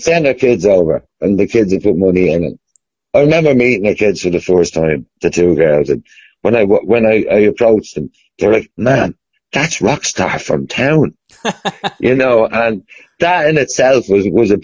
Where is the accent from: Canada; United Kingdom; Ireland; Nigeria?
Ireland; Dublin, Leinster; I'm from Dublin and I know I'm a Dublin supporter